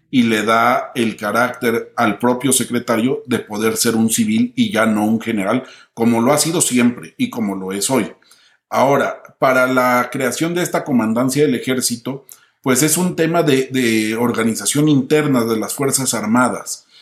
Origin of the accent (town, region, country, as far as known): Mexico; also born or lived in Mexico City / Madrid